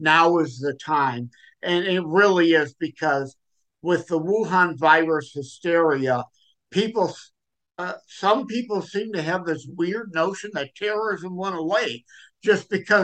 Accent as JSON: {"language": "English", "town": "Detroit", "region": "Michigan", "country": "United States", "said": "I'm from Detroit, Michigan area"}